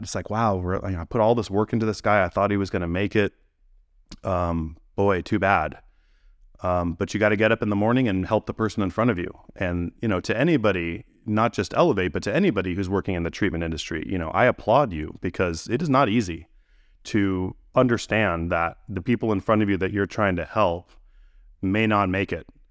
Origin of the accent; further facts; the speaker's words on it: Gilroy, California, United States; I grew up in California, in, um, in a town called Gilroy